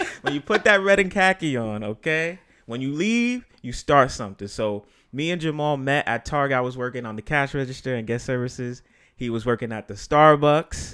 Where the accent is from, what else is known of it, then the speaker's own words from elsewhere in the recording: New York City, New York, United States; I'm from here